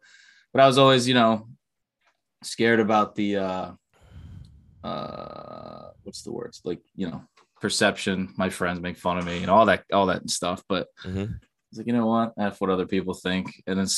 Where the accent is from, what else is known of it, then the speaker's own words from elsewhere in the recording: New Jersey, United States; Jersey, East